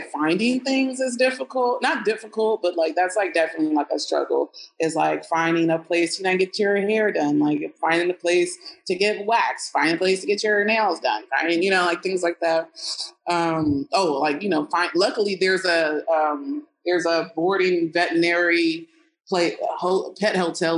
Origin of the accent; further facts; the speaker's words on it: Texas, United States; moved away as an adult; now in Mexico; I'm from Texas, we ain't got no palm trees